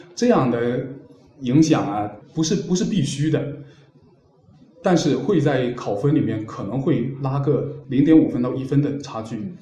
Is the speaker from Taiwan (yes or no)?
no; Fujian, China; 我作为福建人